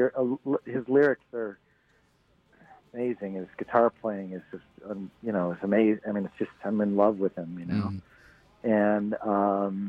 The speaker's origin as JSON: {"language": "English", "region": "Midwest", "country": "United States", "tie": "born or raised there", "also_born_or_lived": "Bay Area, California", "moved": "yes", "said": "I grew up in the Midwest, you know, in the 80s"}